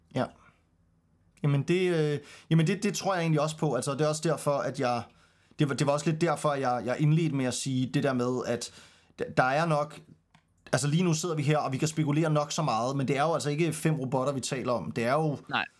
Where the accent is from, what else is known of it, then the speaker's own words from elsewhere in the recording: Denmark; for os som danskere